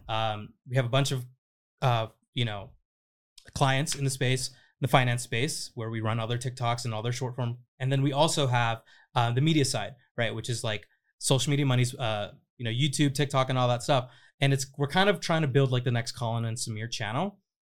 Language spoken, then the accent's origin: English; Riverside, California, United States; moved away as an adult; now in Los Angeles, United States; I grew up in Riverside.